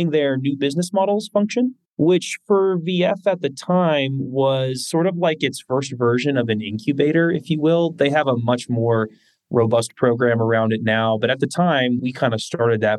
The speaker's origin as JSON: {"language": "English", "area": "Bay Area", "region": "California", "country": "United States", "tie": "born or raised there", "said": "growing up in the Bay Area"}